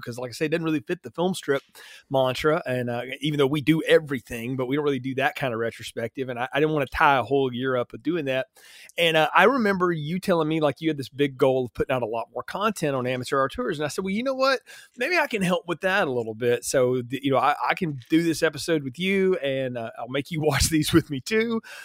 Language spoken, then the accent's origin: English; North Alabama, United States; I grew up in North Alabama